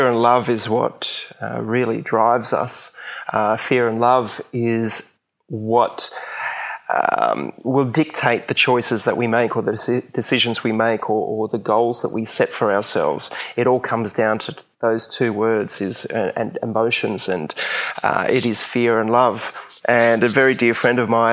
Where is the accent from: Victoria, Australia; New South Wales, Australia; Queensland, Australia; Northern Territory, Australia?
Queensland, Australia; I grew up in Queensland, and basically that's where I am now, near the Gold Coast